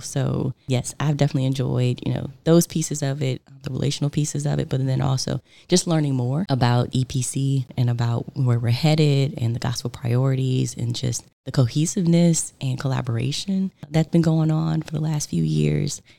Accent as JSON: {"language": "English", "town": "Richmond", "region": "Virginia", "country": "United States", "tie": "born or raised there", "also_born_or_lived": "Boston", "said": "I was born and raised in Richmond, Virginia, and that is where I currently live"}